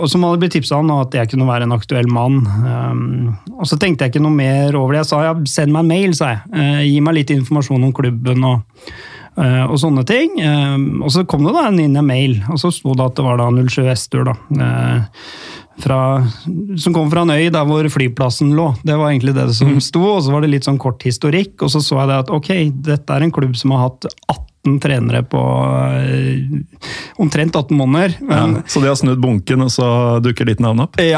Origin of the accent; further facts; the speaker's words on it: Lørenskog, Akershus, Norway; Jeg trente Lørenskog på den tida der, eh, i tredjevisjon. Um, ehm, det er jo hjemkommunen min, da.